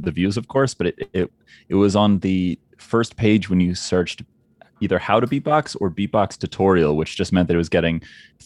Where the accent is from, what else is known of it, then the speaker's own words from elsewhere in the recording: Delaware, United States; And I'm from Delaware